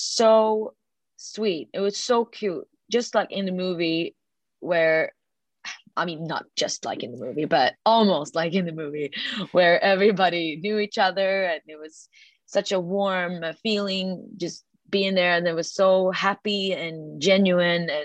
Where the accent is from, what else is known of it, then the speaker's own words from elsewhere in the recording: Sweden; a girl from Sweden